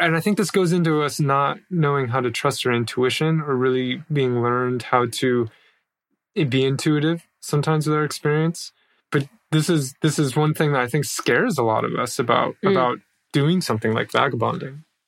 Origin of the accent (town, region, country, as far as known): United States; moved away as an adult